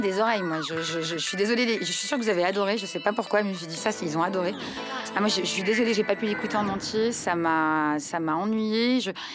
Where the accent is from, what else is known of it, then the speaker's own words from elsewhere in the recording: Lebanon; moved away; je suis libanaise